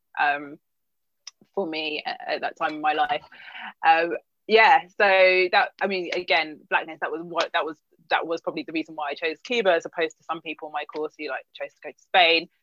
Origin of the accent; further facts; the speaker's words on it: West Wales, United Kingdom; first language English; also born or lived in London; I was born in London, but moved to West Wales when I was quite young.